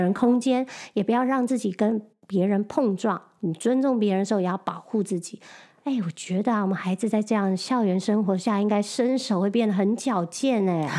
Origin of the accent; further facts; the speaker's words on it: Taiwan; moved away as an adult; now in New York, United States; 我们两个都是在台湾土生土长，没有在这里上过国高中